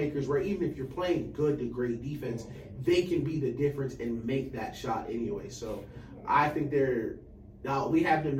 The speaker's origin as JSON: {"language": "English", "town": "Atlanta", "region": "Georgia", "country": "United States", "tie": "born or raised there", "said": "we grew up in Atlanta."}